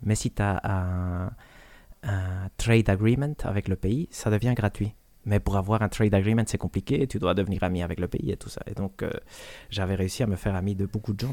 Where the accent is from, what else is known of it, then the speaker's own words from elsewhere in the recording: Belgium; on est belge